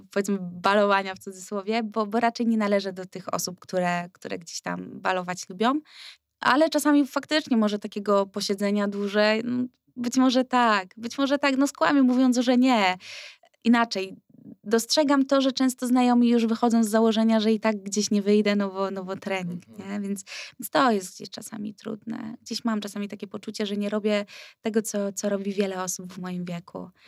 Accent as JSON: {"language": "Polish", "town": "Wrocław", "region": "Lower Silesian Voivodeship", "country": "Poland", "said": "Kurczę, my jesteśmy z Wrocławia, a nam się nie chce."}